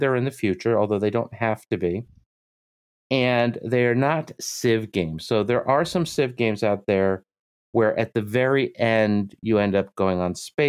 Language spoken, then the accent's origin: English; United States; I'm your American host